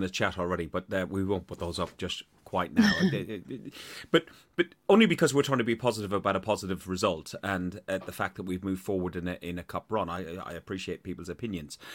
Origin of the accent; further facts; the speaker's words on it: Ireland; accent: Irish; my Irish accent gets even stronger when I'm tired